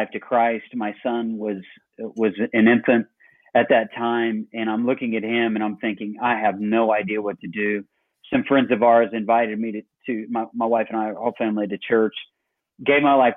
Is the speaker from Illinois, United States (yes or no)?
yes; Illinois, United States; now in Dublin, Georgia, United States; originally I'm from Illinois